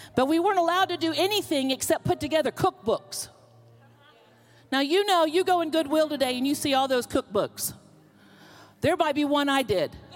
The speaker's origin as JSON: {"language": "English", "region": "Florida", "country": "United States", "tie": "born or raised there", "also_born_or_lived": "Pennsylvania", "moved": "as an adult", "lives_now": "Oklahoma, United States", "said": "I'm from the South. I was born in Pennsylvania, but I was raised in Florida"}